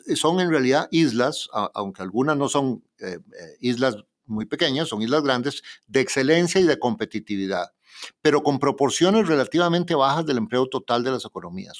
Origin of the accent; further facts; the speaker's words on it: Costa Rica; Costa Rica, mi propio país